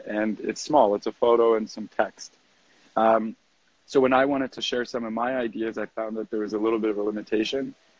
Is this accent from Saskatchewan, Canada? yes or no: no; Toronto, Ontario, Canada; moved away as an adult; also born or lived in Victoria, British Columbia; now in Costa Rica; I grew up in Toronto